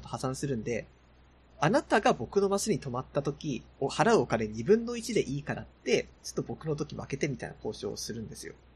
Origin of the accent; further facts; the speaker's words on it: Yamagata, Japan; うちの地元が山形の方なんで